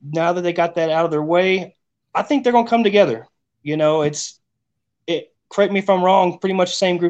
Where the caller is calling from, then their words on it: Rawls, Texas, United States; I'm in Rawls, Texas, my friend.